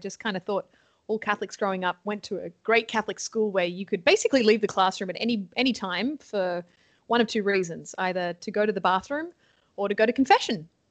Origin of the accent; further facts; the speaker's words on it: Sydney, New South Wales, Australia; accent: Australian; moved away as an adult; also born or lived in New York, United States; now in Toronto, Canada; I am born and raised from Sydney, Australia.